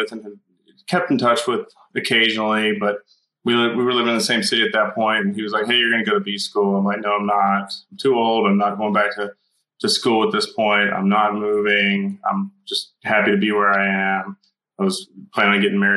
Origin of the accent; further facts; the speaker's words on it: Dallas, Texas, United States; I grew up in the Dallas area on the east side and then in a small town in the country